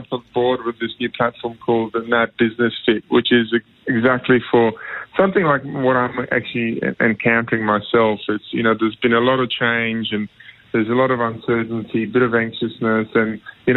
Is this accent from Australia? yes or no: yes; Australia; being an Aussie